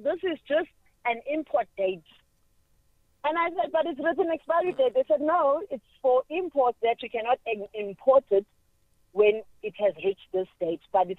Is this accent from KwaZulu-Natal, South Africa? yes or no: no; Cape Town, Western Cape, South Africa; now in Pretoria, South Africa; Remember, I'm from Cape Town now, and now I'm 5 months here